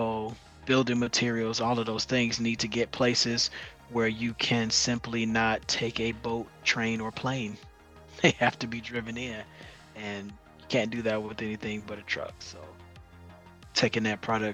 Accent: Chicago, Illinois, United States; moved away as an adult; now in Phoenix, United States; I'm born and raised in Chicago.

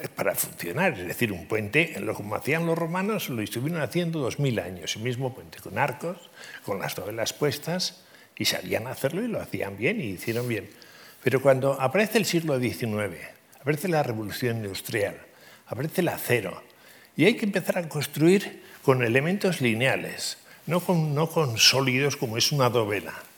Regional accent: Pamplona, Navarre, Spain; moved away as an adult; now in Madrid, Spain; yo soy navarro, muy navarro, en el sentido de que aunque estoy casado con una madrileña y llevo 50 años en Madrid

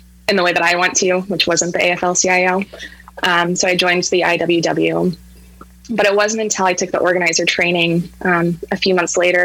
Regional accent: Montana, United States; moved away as an adult; also born or lived in Missoula, Montana; now in Seattle, United States; So I'm currently in Seattle, but I'm from Montana. So I was living in Missoula.

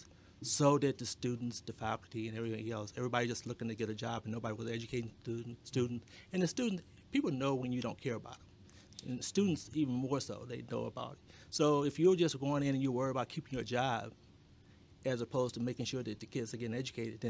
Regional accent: Arkansas, United States; moved away; we're from Arkansas, very poor when we came here

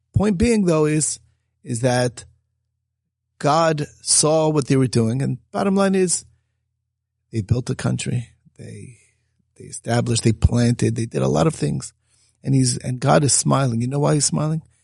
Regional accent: United States; growing up in America

